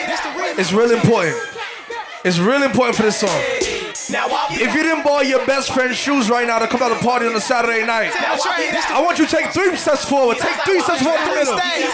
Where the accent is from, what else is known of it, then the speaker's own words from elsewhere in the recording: New York City, New York, United States; Mr.Xsytment, I'm here from New York City for the first time.